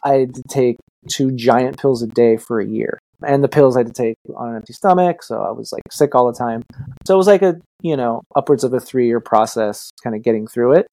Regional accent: Los Angeles, California, United States; I'm from Los Angeles

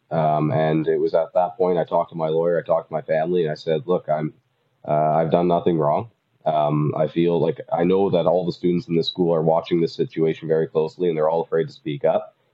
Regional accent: United States; I'm an American as well, and I see it all across the world.

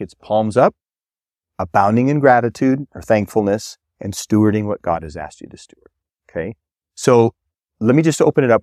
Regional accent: Minnesota, United States; moved away; I grew up in Minnesota

